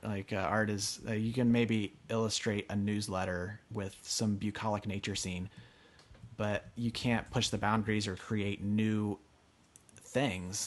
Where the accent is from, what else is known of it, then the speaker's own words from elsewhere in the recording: Pennsylvania, United States; also born or lived in Northern California; now in Pasadena, United States; was actually able to settle for the first time since leaving Pennsylvania